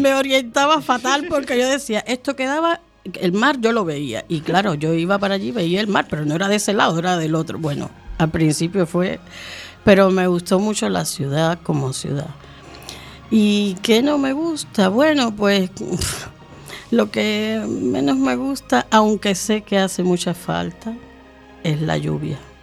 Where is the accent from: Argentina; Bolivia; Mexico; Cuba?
Cuba; moved away as an adult; now in Spain; seguí trabajando en Cuba, ahí en Tropicana